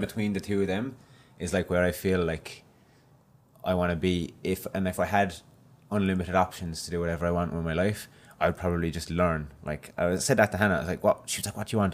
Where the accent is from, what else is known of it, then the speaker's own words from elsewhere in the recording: Ireland; now in Australia; I went back to Ireland and it was my first night back there and I went out and, in my hometown